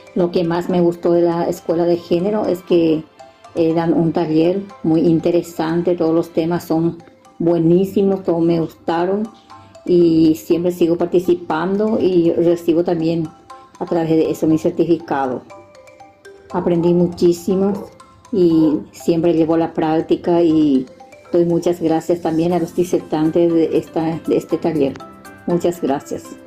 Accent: Concepción, Paraguay; soy de la ciudad de Villaú, departamento de Concepción, República del Paraguay

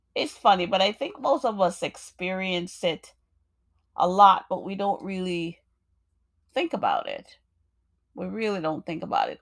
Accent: Jamaica; moved away; also born or lived in New York; I'm a poet, African American woman born in New York. I grew up in Jamaica, beautiful Jamaica, nice and warm

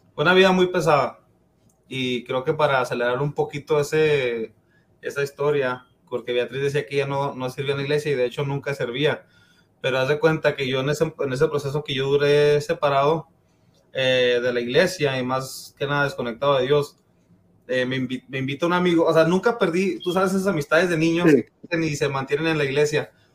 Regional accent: El Paso, Texas, United States; Yo, yo nací, crecí aquí en El Paso

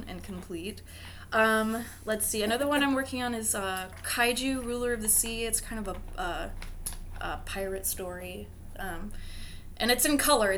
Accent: Billings, Montana, United States; moved away as an adult; now in Olympic Peninsula, United States; I grew up in Billings, Montana, and then I moved here like 3 years ago

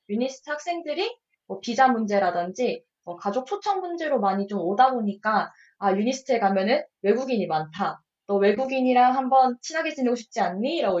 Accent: Ulsan, South Korea; 저는 울산 사람이니까 반에 음. 두산 팬이 되게 많았, 어요

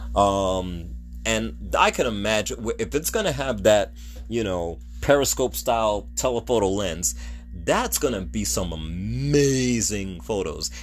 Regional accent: United States; I'm an American

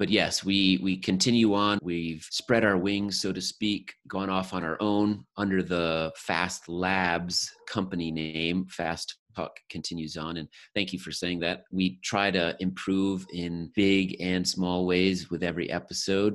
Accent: Connecticut, United States; I grew up in Connecticut

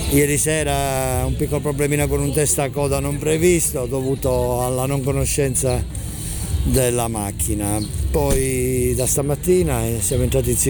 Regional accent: Cisternino, Apulia, Italy; No, sono di Cisternino.

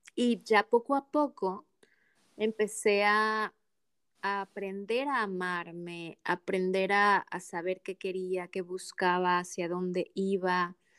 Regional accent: Mexico; moved away as an adult; now in Adelaide, Australia; soy mexicana viviendo en Australia, en Adelaide, Australia, en la parte

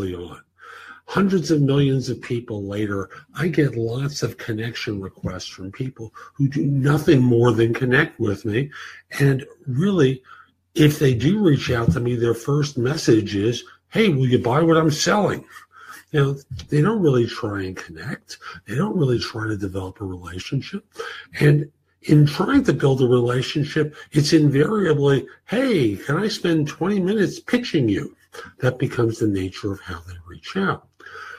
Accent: New York, United States; moved away; I was raised in New York, and although I don't live there anymore

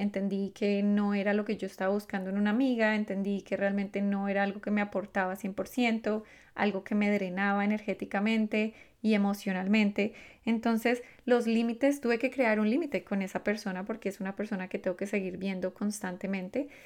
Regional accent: Colombia; yo soy colombiana, los colombianos comemos de una forma particular

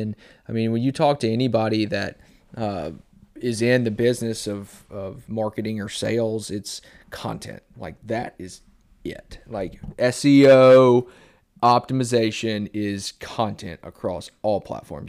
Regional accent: Bellevue, Tennessee, United States; now in Dickson, United States; I grew up in Bellevue

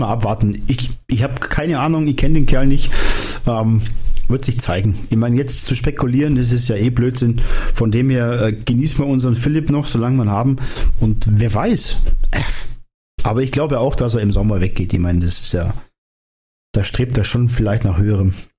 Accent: where the Isar flows, Bavaria, Germany; moved away; da wo ich herkomme, sagt man das so. Da geht noch viel Wasser die Isar runter.

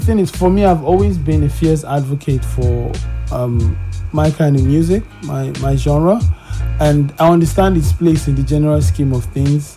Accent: Kaduna, Kaduna State, Nigeria; now in Lagos, Nigeria; I grew up in Kaduna

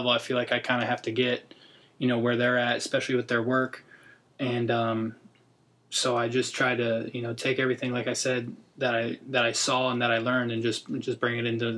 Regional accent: Orlando, Florida, United States; also born or lived in Buffalo, New York; I was born in Buffalo, New York. Moved to Orlando when I was 7

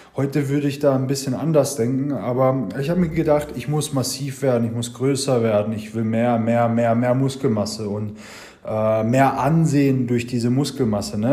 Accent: Germany; bei uns in Deutschland

